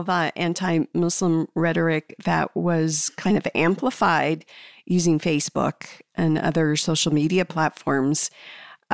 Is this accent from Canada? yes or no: no; the West, United States; moved away; my experience growing up in the West and then later on traveling and living in other states